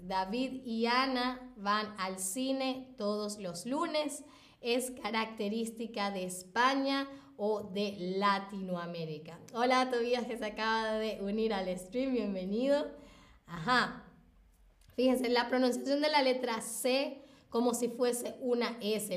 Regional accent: Venezuela; yo nací en Venezuela, así que he estado ahí.

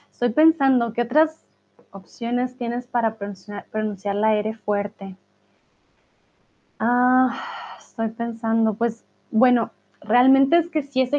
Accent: France; accent: French; Spanish is a second language; todavía algunas palabras que no pronuncio, pronuncio con U, pronun pronuncio aún tengo un acento francés.

